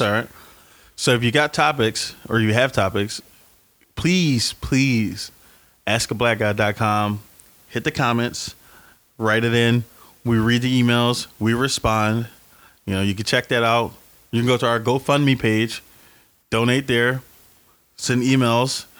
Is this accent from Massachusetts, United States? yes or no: no; Philadelphia, Pennsylvania, United States; I grew up in North Philadelphia um, until I was about 12, 13.